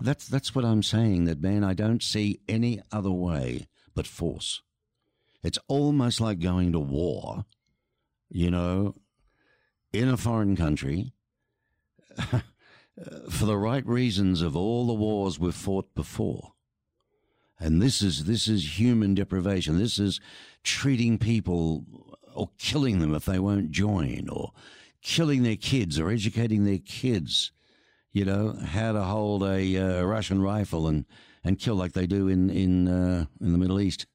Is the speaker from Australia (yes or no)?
yes; Australia; now in Tucson, United States; I'm from Australia, surrounded by beautiful oceans